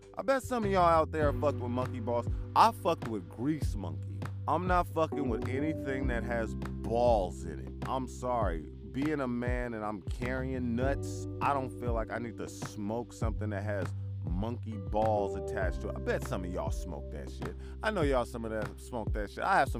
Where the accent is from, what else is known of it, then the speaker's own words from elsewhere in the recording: Vallejo, California, United States; I love Vallejo. I'm from Vallejo